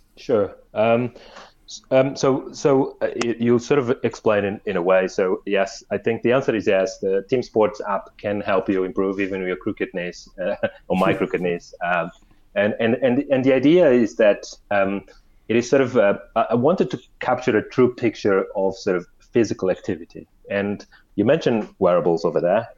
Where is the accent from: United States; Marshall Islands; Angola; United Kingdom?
Angola; us growing up in Angola